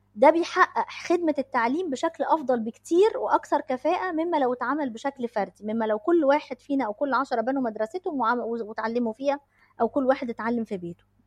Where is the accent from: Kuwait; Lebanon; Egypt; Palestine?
Egypt; عندنا في مصر